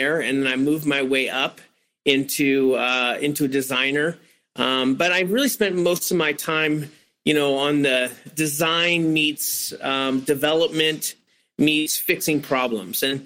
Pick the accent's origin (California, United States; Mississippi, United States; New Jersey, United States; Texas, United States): California, United States; San Francisco; I grew up in San Francisco